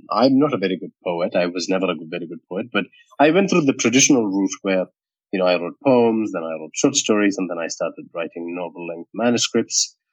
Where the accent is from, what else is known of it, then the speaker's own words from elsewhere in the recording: India; now in Sydney, Australia; Uh, so I am based in Sydney in Australia now. So it's uh, mi- close to midnight now. Um, but we have a five and a half hour a difference between us, uh, Kush, uh, but uh, my heart and soul and mind still lives in India.